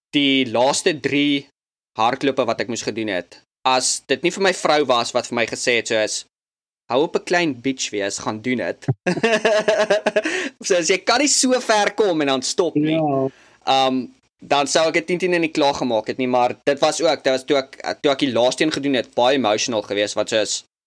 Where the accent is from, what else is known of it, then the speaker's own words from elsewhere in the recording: South Africa; now in United States; ek was eintlik terug uit Suid-Afrika vir vakansie om te kom kuier en toe COVID en toe's ek daar vir 6 maande